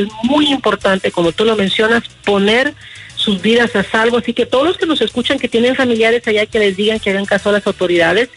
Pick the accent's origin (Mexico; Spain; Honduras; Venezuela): Honduras; como hondureña